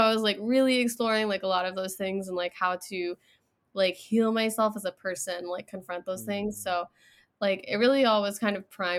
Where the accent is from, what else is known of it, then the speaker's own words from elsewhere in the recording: England, United Kingdom; born there; So I was born in England, so I have citizenship already.